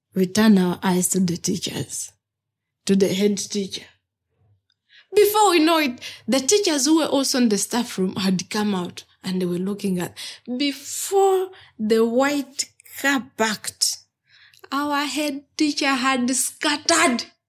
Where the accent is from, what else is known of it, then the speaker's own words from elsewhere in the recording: Kibuku District, Eastern Region, Uganda; I was born in Kibuku District, in the eastern part of Uganda